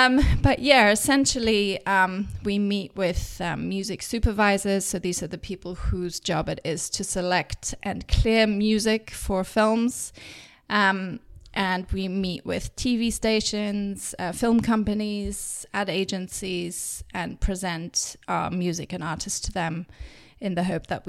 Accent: England, United Kingdom; accent: English; also born or lived in Germany; my English accent.

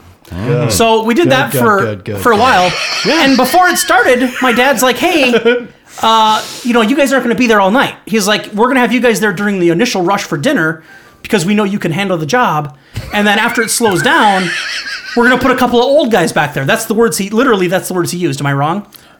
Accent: Minnesota, United States; No, we're from Minnesota.

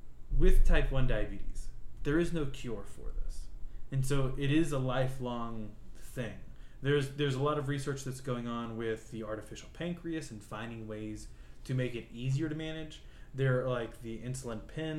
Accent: North Carolina, United States; moved away; I grew up in North Carolina

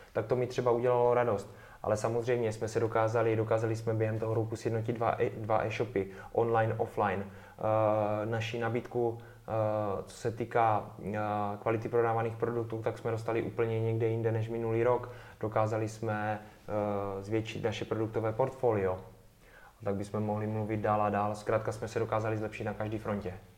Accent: Czechia; jsme z Česka

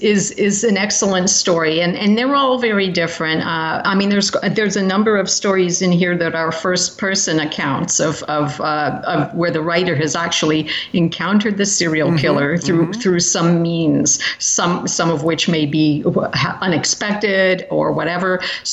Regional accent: United Kingdom; now in United States; I'm also British and have lived in Britain for a number of years

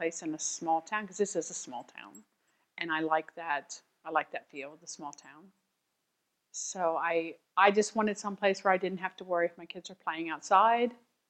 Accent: Lancaster, Pennsylvania, United States; I grew up in Lancaster City, and that was okay. But I was not looking for city living, so I was very happy to find a place in a small town, because this is a small town, and I like that. I like that feel of the small town.

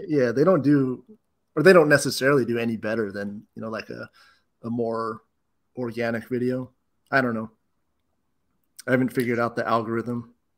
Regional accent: Bay Area, California, United States; now in Whittier, United States; I'm actually from the Bay Area

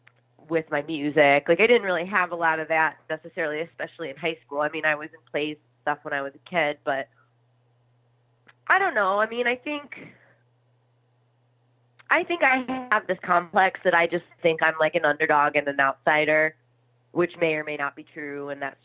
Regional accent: Midwest, United States; I think too, kind of growing up in the Midwest, it's such a fabulous place because people are really friendly and down to earth

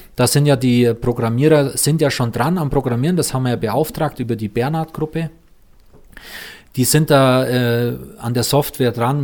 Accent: Füssen, Bavaria, Germany; da wo ich aufgewachsen bin, in Weißensee oben, ähm, beispielsweise Edelweißstraße, da bin ich aufgewachsen

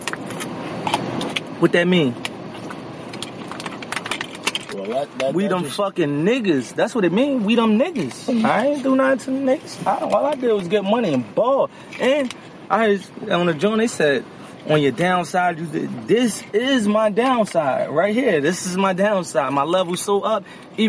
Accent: Philadelphia, Pennsylvania, United States; I'm from North Philly. I'm from the track

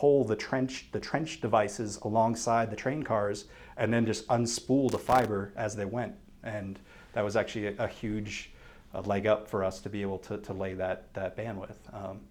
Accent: Andover, Massachusetts, United States; moved away as an adult; also born or lived in Vermont / New Hampshire; now in Colorado, United States; I am from Andover, Massachusetts, which is about 20 minutes north of Boston

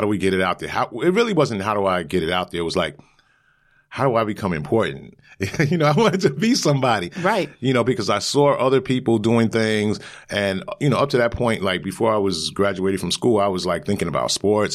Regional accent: New York City, New York, United States; I'm from Brooklyn

